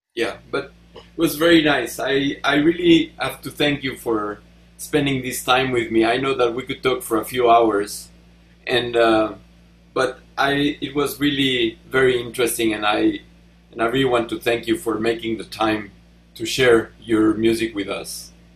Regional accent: Mexico; English is a second language; now in United States; I'm from Mexico

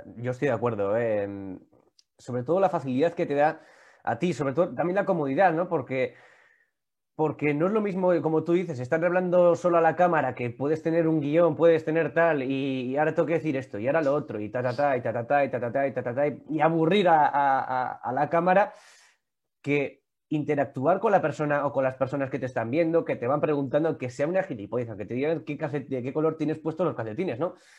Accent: Vitoria-Gasteiz, Basque Country, Spain; yo que soy de Vitoria

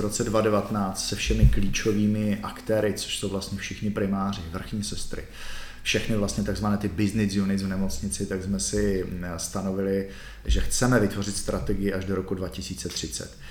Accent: Czechia; My jsme si jako my Češi na to zvykli.

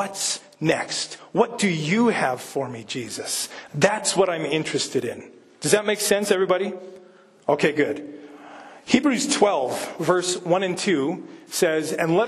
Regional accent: Manitoba, Canada; moved away; I'm from Manitoba

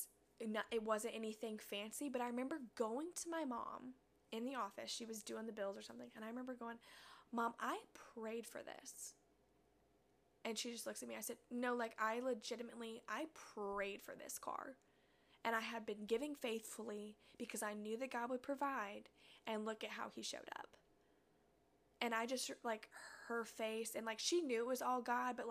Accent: Missouri, United States; from Missouri

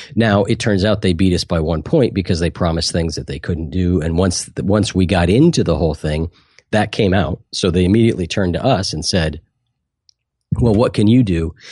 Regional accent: Columbus, Ohio, United States; I'm from Columbus, Ohio

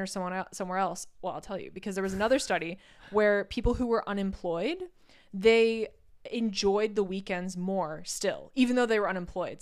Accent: United States; moved away as an adult; now in Norway; as an American

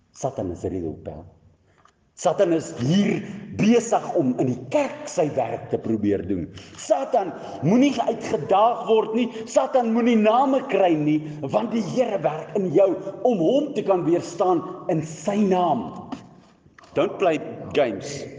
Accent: South Africa; as ek 'n Afrikaner is en ek spreek Jesus anders te uit

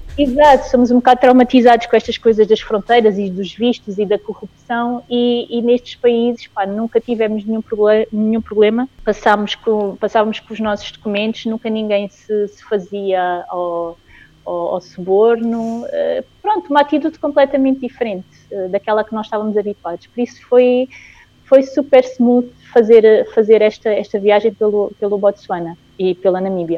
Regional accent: Angola; now in Portugal; eu Sou angolana, apesar de estar a viver em Portugal, sou angolana

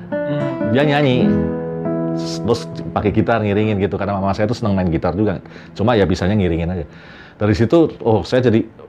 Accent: Semarang, Central Java, Indonesia; moved away as an adult; also born or lived in Jakarta; saya lahir dan besar di Semarang, terus pindah Jakarta

